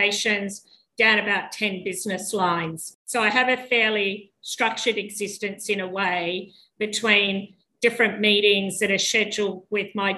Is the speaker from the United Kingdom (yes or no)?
no; Sydney, New South Wales, Australia; born in Sydney and live in Sydney